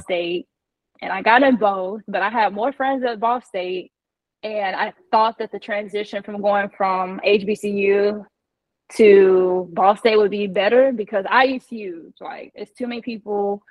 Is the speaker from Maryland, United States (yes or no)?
no; Indiana, United States; moved away as an adult; also born or lived in Texas / Jacksonville / Chicago; I'm originally from Indiana. So, I grew up playing basketball as a tomboy